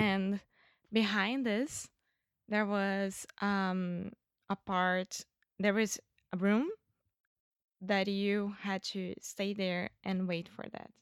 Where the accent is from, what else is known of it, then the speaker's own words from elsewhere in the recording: Rio de Janeiro, Brazil; English is a second language; I'm Brazilian from Rio de Janeiro.